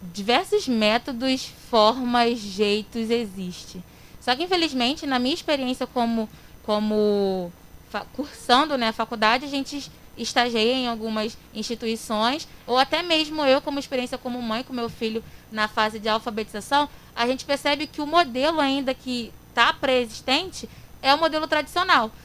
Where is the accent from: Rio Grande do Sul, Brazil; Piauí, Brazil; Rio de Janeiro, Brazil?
Rio de Janeiro, Brazil; Queimados; Também nasci e sou criada aqui em Queimados, minha cidade maravilhosa